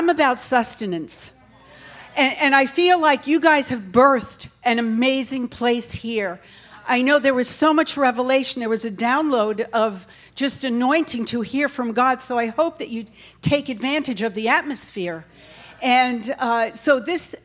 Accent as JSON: {"language": "English", "region": "New York", "country": "United States", "moved": "yes", "lives_now": "North Carolina, United States", "said": "I'm really from New York"}